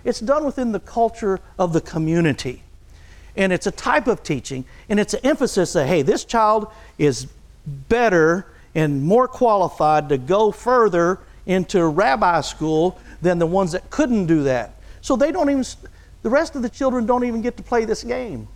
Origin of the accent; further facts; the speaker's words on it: Texas, United States; now in Oklahoma, United States; since I was raised in Texas, I'm Red River